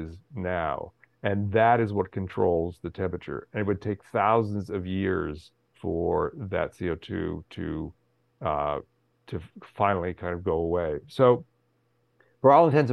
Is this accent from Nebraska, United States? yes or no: no; California, United States; I grew up in California